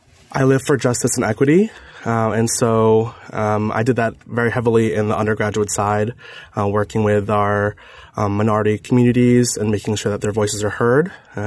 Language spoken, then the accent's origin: English; Kuwait; born there; I was born in Kuwait. My parents are both Filipino, from the Philippines, and they both met in Kuwait in a very multicultural area.